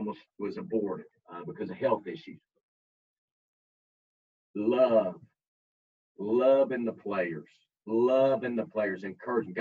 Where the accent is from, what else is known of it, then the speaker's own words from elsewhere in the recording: Kentucky, United States; I'm from Kentucky.